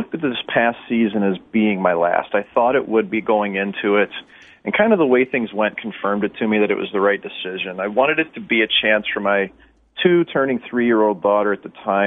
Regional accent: St. Louis, Missouri, United States; former teammates of mine win the Cup like that in my hometown

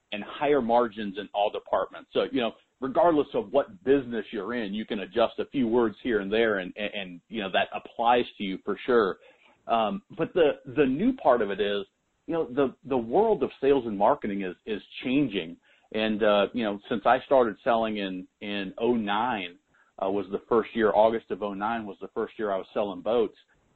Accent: Nebraska, United States; moved away; I'm from Nebraska originally

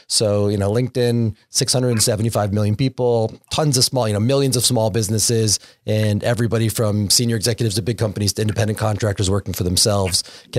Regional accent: Windsor, Connecticut, United States; As I mentioned earlier, I'm a local. I'm from Windsor, Connecticut. We're in Hartford, Connecticut, so it's good to come home.

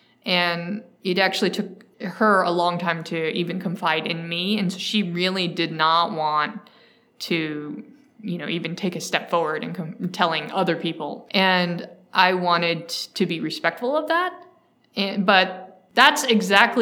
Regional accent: Mountain View, California, United States; also born or lived in San Francisco; So I grew up here in the Silicon Valley in the 90s. I grew up in Mountain View

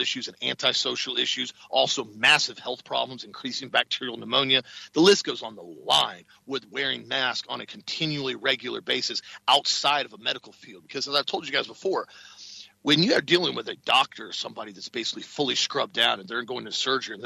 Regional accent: Florida, United States; I told him Florida

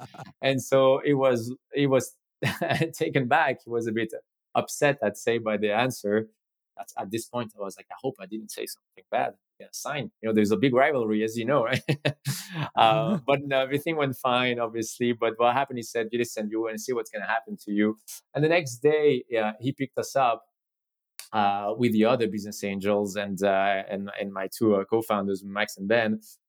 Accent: Spain; asked me if I was where I was from, and I said I was from Spain.

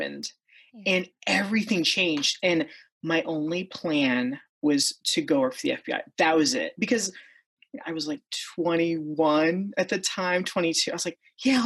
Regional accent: Ohio, United States; I grew up in Ohio, and I currently live in Ohio, near Akron, Ohio

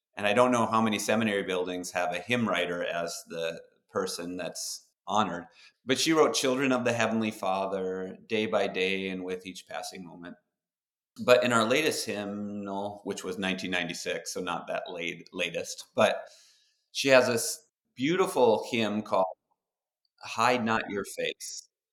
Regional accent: Duluth, Minnesota, United States; we grew up in Duluth, Minnesota

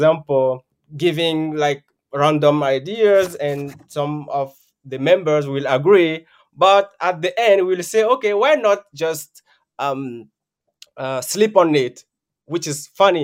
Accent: Benin; moved away as an adult; now in Japan; from Benin, a small country in West Africa

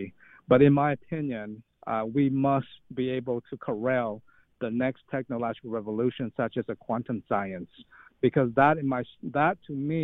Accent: Detroit, Michigan, United States; moved away; I grew up in Detroit

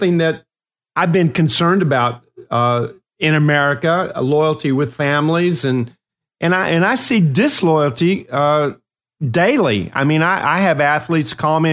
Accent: Ashland, Kentucky, United States; I had a dog named Spot growing up in Ashland, Kentucky

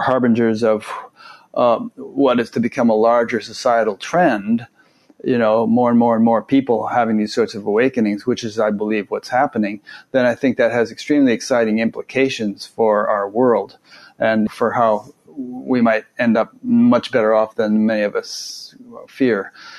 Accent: Fairfield, Connecticut, United States; also born or lived in Westport, Connecticut; right next to where I grew up

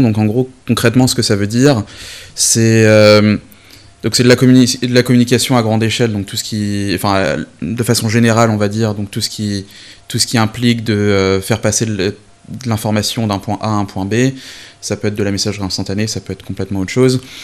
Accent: Brest, Brittany, France; moved away as an adult; also born or lived in Rennes; now in London, United Kingdom; j'ai vécu 22-23 ans de ma vie à, à Brest, avec un petit passage à Rennes

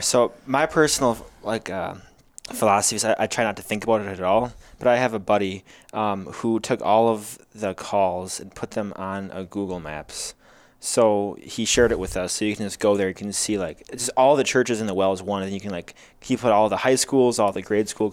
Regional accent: Chesaning, Michigan, United States; moved away as an adult; also born or lived in Willmar, Minnesota; now in Wisconsin, United States; Then he took a call when I was, I think, around four years old to Chesaning, Michigan. And that's where I grew up

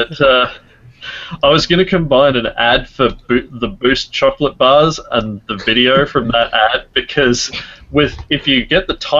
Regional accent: Australia; I am Australian

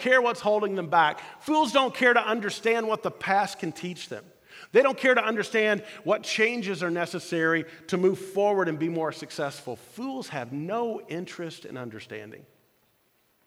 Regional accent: Louisville, Kentucky, United States; I grew up in Louisville, Kentucky

